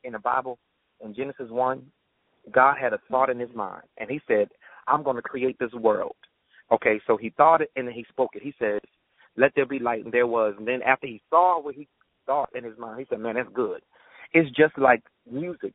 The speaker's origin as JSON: {"language": "English", "town": "Baltimore", "region": "Maryland", "country": "United States", "moved": "yes", "said": "I'm from Baltimore, so I'm going back home"}